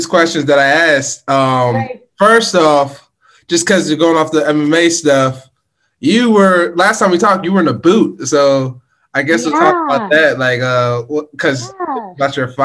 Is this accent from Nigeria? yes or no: yes; Nigeria; I'm Nigerian